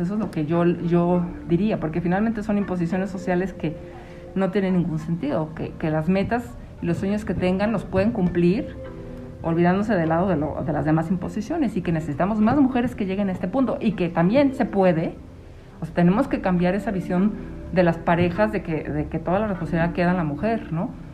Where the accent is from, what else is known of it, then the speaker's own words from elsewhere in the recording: Mexico City, Mexico; moved away; also born or lived in Michoacán; yo soy de la Ciudad de México